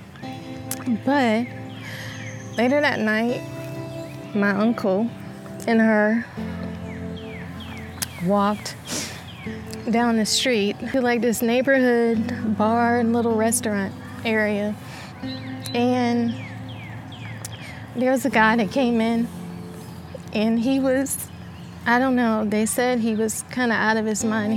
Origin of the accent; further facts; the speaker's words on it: Lumberton, North Carolina, United States; I grew up in Lumberton, North Carolina, south side of Lumberton, North Carolina